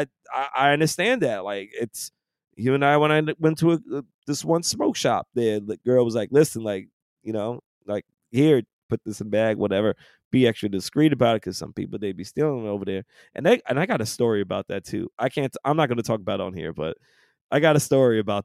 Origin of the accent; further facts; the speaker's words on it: New York, United States; moved away; being born and raised and growing up in New York all those years